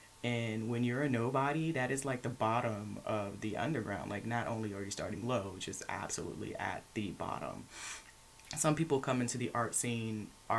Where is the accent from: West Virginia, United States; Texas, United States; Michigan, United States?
Texas, United States; Lufkin; now in Houston, United States; I'm from Lufkin, Texas, but I lived in a military family. We traveled a lot, so I'm not really from anywhere.